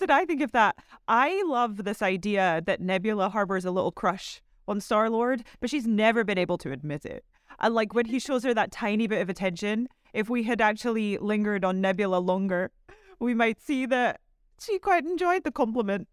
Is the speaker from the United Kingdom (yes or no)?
yes; Scotland, United Kingdom; so I'm from Scotland